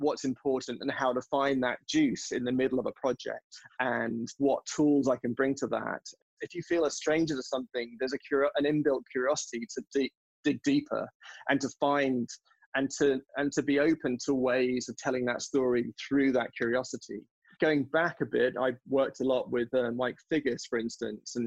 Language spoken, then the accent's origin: English; Bahamas; also born or lived in England; now in United States; I grew up on the Bahamas and on an island.